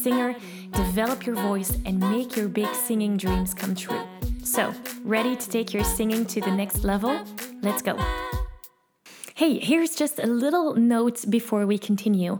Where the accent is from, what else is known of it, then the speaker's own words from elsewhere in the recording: Belgium; also born or lived in California; I was an exchange student in California, and I'm from Belgium.